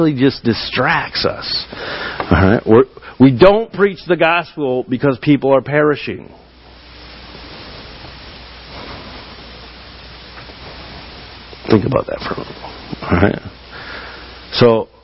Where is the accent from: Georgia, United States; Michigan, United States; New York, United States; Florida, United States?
Michigan, United States; I'm from Michigan